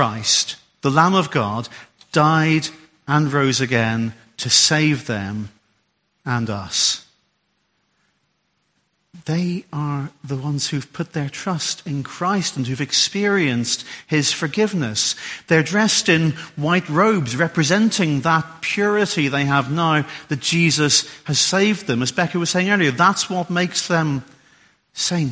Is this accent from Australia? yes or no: no; Ulster, Northern Ireland, United Kingdom; also born or lived in Derbyshire; now in Solihull, United Kingdom; I'm an Ulsterman